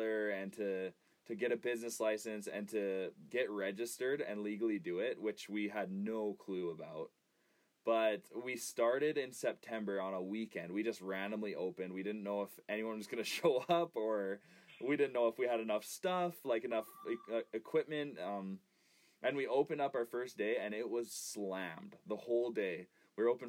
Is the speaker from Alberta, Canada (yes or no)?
yes; Raymond, Alberta, Canada; I grew up in Raymond. I went to Raymond High School